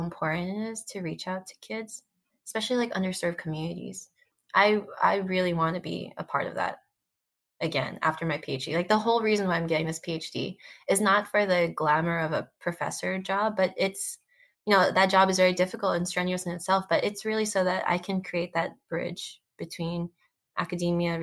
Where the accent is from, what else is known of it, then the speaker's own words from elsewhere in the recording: Daly City, California, United States; growing up in Dili City, it was just this community of different minorities